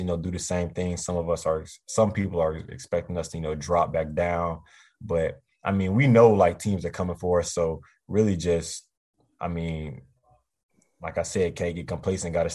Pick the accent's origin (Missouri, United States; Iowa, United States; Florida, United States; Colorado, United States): Florida, United States; Eustis; also born or lived in Leesburg, Florida; I'm from Eustis